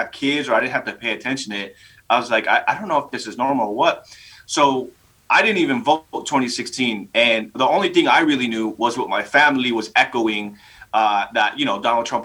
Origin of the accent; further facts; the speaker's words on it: Los Angeles, California, United States; I'm from Los Angeles